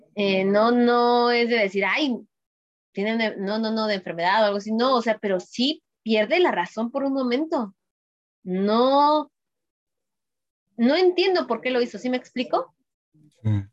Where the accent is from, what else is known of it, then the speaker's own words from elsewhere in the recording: Mexico; como hablamos popularmente aquí en México